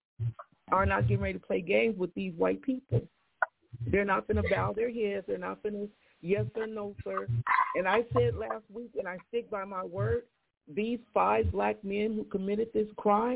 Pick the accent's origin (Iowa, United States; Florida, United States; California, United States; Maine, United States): California, United States; San Bernardino; my hometown, San Bernardino